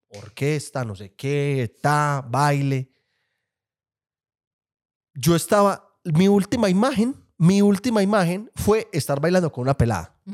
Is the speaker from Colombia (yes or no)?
yes; Colombia